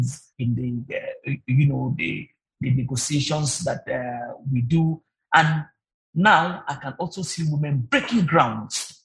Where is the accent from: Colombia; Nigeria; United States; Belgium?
Nigeria; us as Nigerian women workers